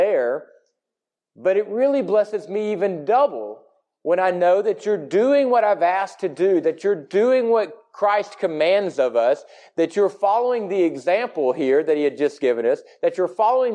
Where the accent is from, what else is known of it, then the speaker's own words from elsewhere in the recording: the South, United States; we are from the South, because we live in the Bible Belt